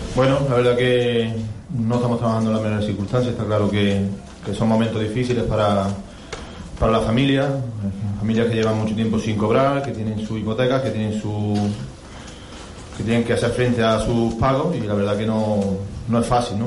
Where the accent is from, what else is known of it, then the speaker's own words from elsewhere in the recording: Córdoba, Andalusia, Spain; el equipo de mi tierra